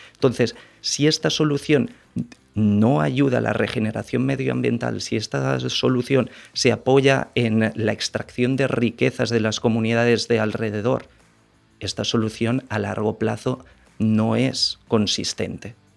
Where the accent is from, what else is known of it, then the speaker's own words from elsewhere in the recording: Barcelona, Catalonia, Spain; moved away as an adult; now in Dominican Republic; Yo soy de Barcelona, hace seis años y medio que estoy aquí en el país